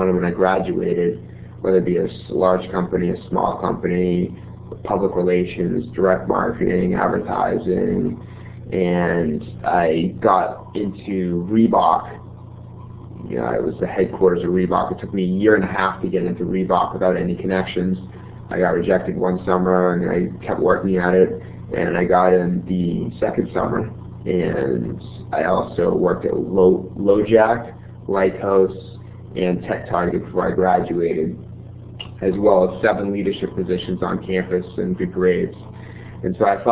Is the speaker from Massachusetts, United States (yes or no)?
yes; Newton, Massachusetts, United States; I'm originally from Newton, Massachusetts